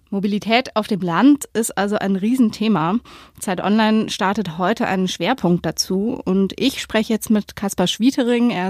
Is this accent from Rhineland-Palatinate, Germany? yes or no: no; Cologne, North Rhine-Westphalia, Germany; Also ich komme aus Köln